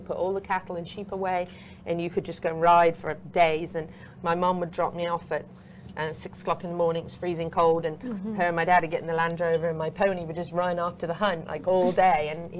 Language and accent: English; Meriden, West Midlands, United Kingdom; now in United States; So I was born in England. I was born actually just outside Coventry in a place called Meriden. We lived in a house that actually was is on the National Registry for Historic Buildings, so over 600 years old.